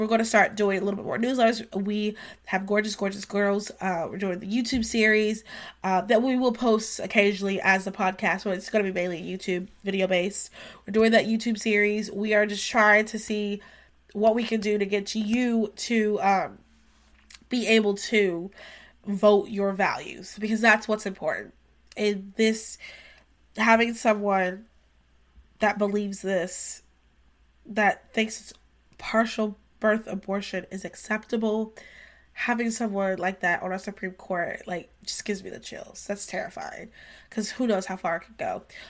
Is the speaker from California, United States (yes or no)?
no; North Carolina, United States; we're going to be focusing a lot on North Carolina because we're both from North Carolina, Victoria and I.